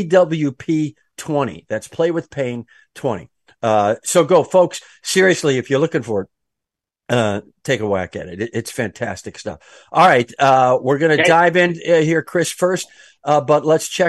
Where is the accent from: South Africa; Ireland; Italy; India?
Italy; Calabria; moved away; I'm from Calabria in Italy.